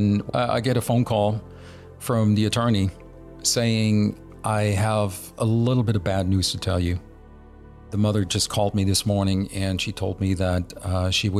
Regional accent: Germany; moved away as an adult; now in Dallas, United States; born and raised in Germany back in the early 60s.

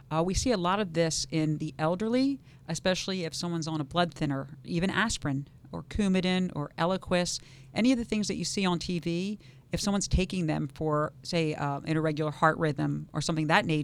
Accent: New York, United States; now in West Palm Beach, United States; I came from Harlem in the South Bronx uh, to West Palm Beach, as did he.

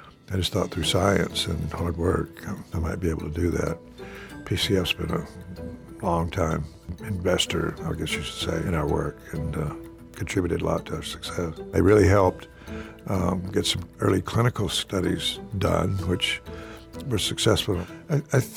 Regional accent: Alice, Texas, United States; I grew up in Alice, Texas

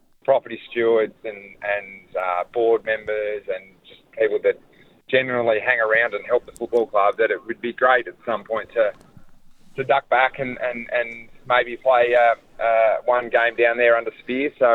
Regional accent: Bellerive, Tasmania, Australia; I grew up in Belrive

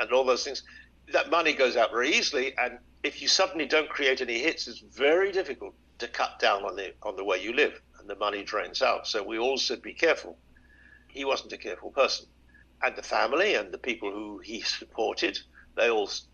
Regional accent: United Kingdom; we're taught when we're young, certainly in Britain

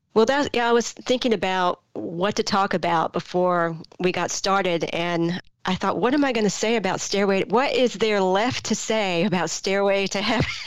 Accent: Greenville, North Carolina, United States; a 15 year old kid growing up in Greenville, North Carolina in the mid 80s

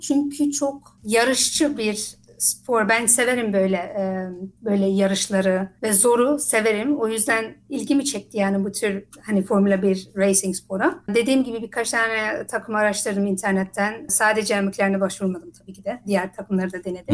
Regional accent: Netherlands; also born or lived in Isparta, Turkey (family origin); ben Hollanda'da doğumluyum.

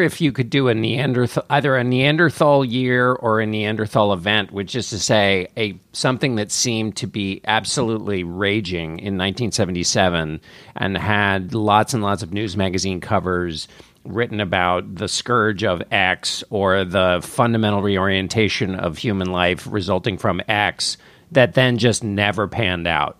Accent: McLean, Virginia, United States; I was born in McLean, Virginia

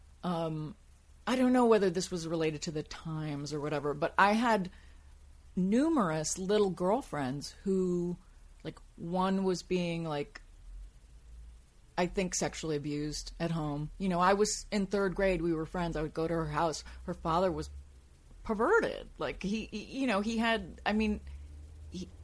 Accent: New York City, New York, United States; growing up in New York City was a factor in my formation

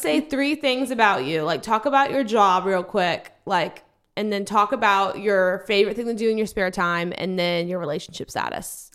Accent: Louisiana, United States; moved away; I'm from Louisiana

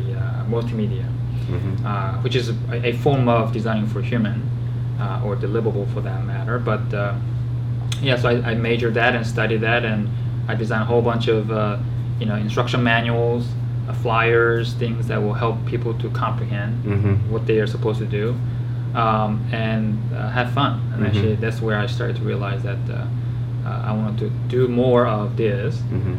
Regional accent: Georgia, United States; So I grew up in Georgia once I moved here.

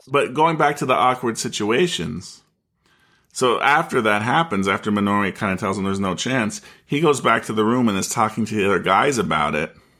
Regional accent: United States; as an American

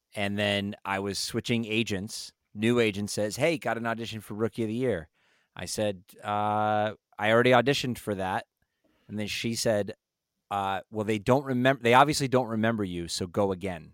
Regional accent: Los Angeles, California, United States; also born or lived in Las Vegas, Nevada; we moved to L A from Northern California, so I was born in Vegas, lived in Northern California, moved

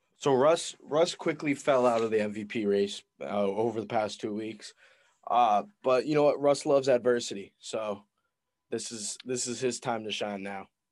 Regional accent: Massachusetts, United States; we're from Mass

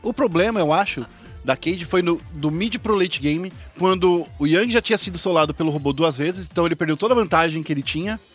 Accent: Brazil; a gente é, é brasileiro

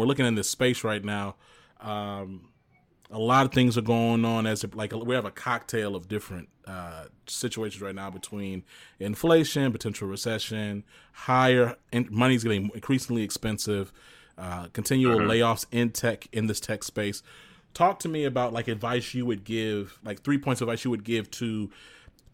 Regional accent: Dallas, Texas, United States; I'm from Dallas

